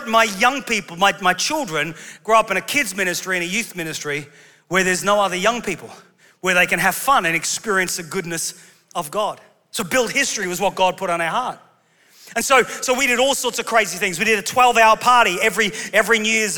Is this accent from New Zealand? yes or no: no; England, United Kingdom; we're English